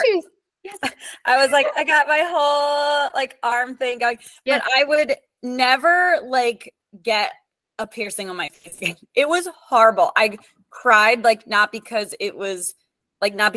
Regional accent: Perry Hall, Maryland, United States; moved away as an adult; also born or lived in Bridgeport, Connecticut; now in Naples, United States; I am originally from Maryland, Perry Hall, Maryland, but I moved to Naples, Florida in 2013

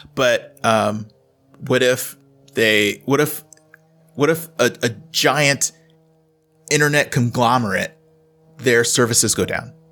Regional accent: Houston, Texas, United States; moved away as an adult; also born or lived in Austin, Texas; now in Wisconsin, United States; I grew up in Houston, and I went to college in Austin

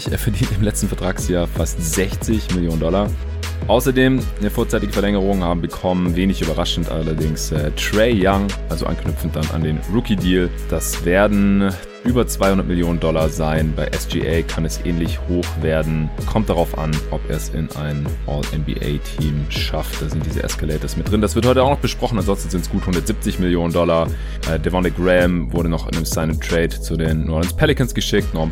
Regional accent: Stuttgart, Baden-Württemberg, Germany; Ich habe jetzt hier, wo ich gerade in Stuttgart bin, in meiner alten Heimat

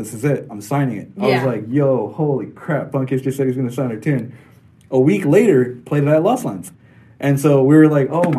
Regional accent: Santa Ana, California, United States; I'm from Orange County, Santa Ana. Okay. California.

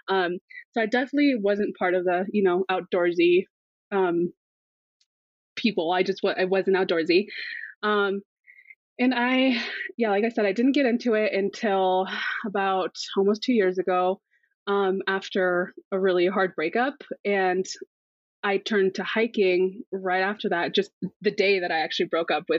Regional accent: Big Bear Lake, California, United States; So I am from Big Bear Lake, California. I have been here my whole life.

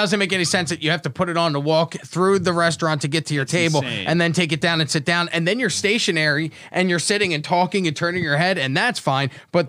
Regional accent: Atlantic City, New Jersey, United States; growing up in Atlantic City

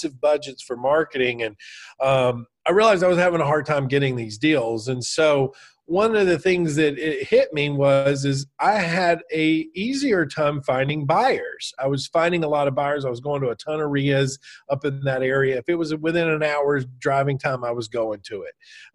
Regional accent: Alabama, United States; moved away as an adult; also born or lived in San Francisco Bay Area, California; I'm from Alabama.

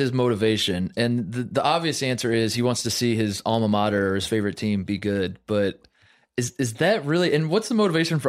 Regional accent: Indiana, United States; I grew up in Indiana.

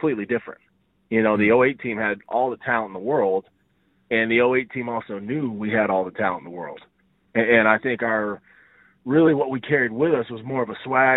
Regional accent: Odessa, Texas, United States; also born or lived in Longview, Texas / Gainesville, Florida; I went to high school in Longview. I grew up in Odessa and then moved right before high school.

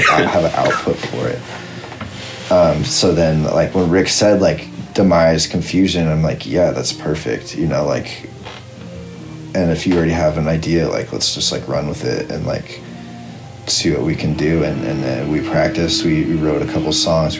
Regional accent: Visalia, California, United States; also born or lived in Fresno; I'm from Visalia, which is like a bit south of Fresno

